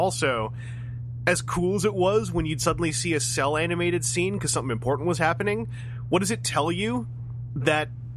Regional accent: Canada; I'm just a Canadian.

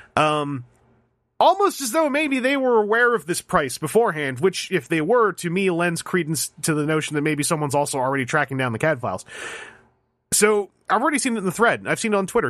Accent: Canada; I, I live in Ca, I'm a Canadian. I live in, I live in Canada

